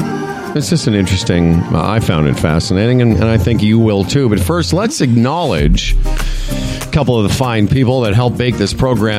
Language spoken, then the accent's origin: English; Moose Jaw, Saskatchewan, Canada; born or raised there; now in Ontario, Canada